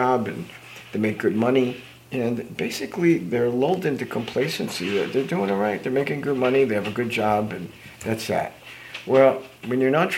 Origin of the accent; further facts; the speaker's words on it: United States; the years I grew up in New Jersey and New York